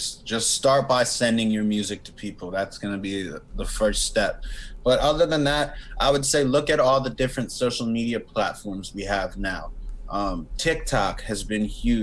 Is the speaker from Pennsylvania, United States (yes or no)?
yes; Philadelphia, Pennsylvania, United States; I am still here in Philly. I'm from Philly. Haven't moved